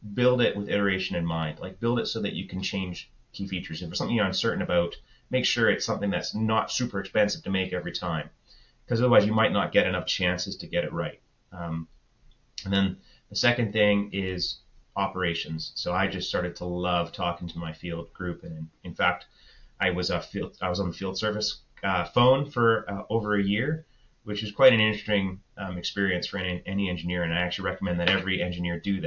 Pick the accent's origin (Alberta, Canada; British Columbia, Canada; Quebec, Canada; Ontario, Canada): British Columbia, Canada; Victoria; also born or lived in Calgary; I grew up in Victoria, so it was my hometown